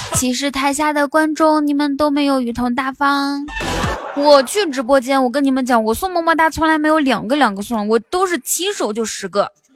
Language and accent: Chinese; Inner Mongolia, China; 我是内蒙古人。小，我从小骑马长大的